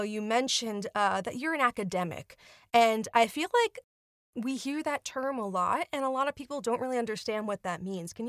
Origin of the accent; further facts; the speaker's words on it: New York, United States; now in California, United States; I'm from New York.